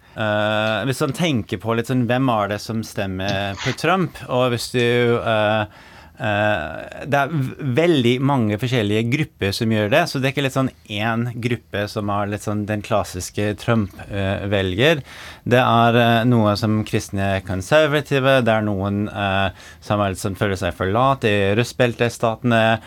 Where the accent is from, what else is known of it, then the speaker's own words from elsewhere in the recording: New York, United States; Norwegian is a second language; moved away as an adult; also born or lived in Norway; now in Oslo, Norway; jeg er amerikaner. Eh, født og oppvokst i New York og flyttet til Norge i 2014